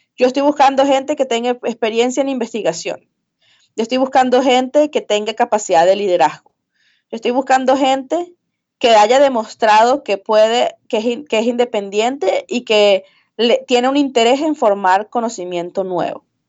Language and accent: Spanish; Venezuela; moved away as an adult; also born or lived in Midwest, United States; now in United States; los que somos de Venezuela